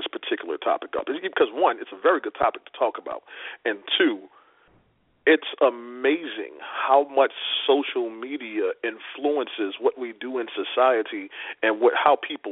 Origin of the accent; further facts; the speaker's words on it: New Orleans, Louisiana, United States; now in Washington, D.C., United States; I'm originally from New Orleans. I stay in Washington, D.C.